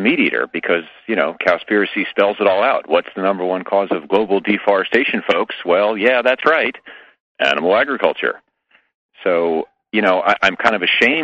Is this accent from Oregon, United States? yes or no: no; New York, United States; moved away as an adult; now in California, United States; I'm in California now, but I come from New York originally for the first 35 years of my life